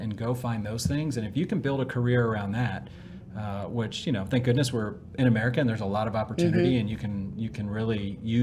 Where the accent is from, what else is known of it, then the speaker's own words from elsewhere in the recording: Washington, District of Columbia, United States; moved away as an adult; also born or lived in South Carolina / Atlanta, Georgia; now in Dallas, United States; I was born in the Washington, D.C. area